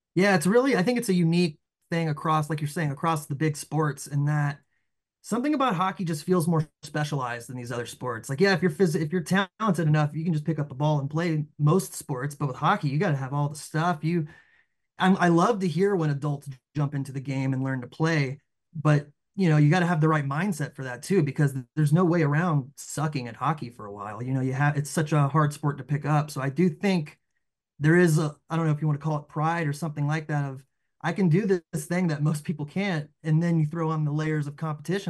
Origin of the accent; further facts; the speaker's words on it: the South, Southeast, United States; we grew up in the South